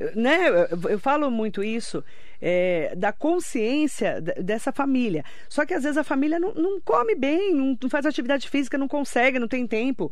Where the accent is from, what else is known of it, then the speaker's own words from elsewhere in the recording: Suzano, São Paulo, Brazil; Eu, eu estudei no Justiniano, em Suzano, né? Primeiro estudei no Sebastião Pereira Vidal, estudei no SESC, onde eu nasci